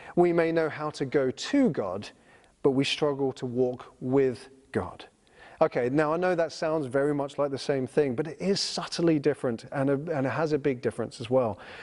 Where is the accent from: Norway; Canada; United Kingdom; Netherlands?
United Kingdom; I'm a British citizen